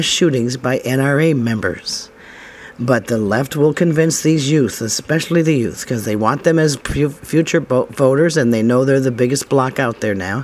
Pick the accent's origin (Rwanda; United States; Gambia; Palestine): United States; us Americans